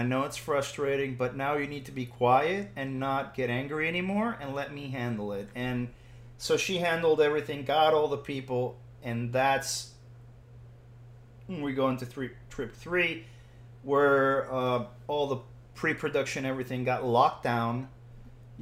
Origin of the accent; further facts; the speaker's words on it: Puerto Rico; I'm Puerto Rican